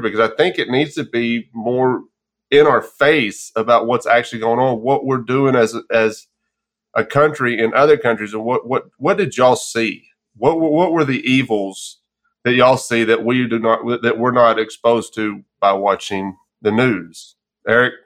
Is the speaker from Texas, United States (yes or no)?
yes; Texas, United States; moved away; also born or lived in Arkansas; born and raised in Texas